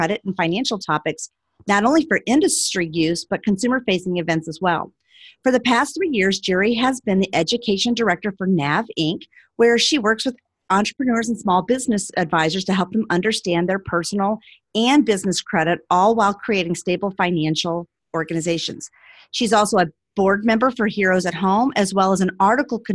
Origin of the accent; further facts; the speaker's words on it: St. Louis, Missouri, United States; moved away as an adult; also born or lived in San Francisco, California; I grew up in St. Louis and I moved to San Francisco when I was about 19